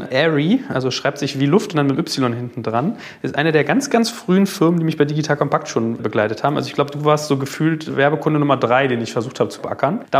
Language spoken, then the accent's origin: German; Hamburg, Germany; ich komme aus Hamburg, bin Unternehmer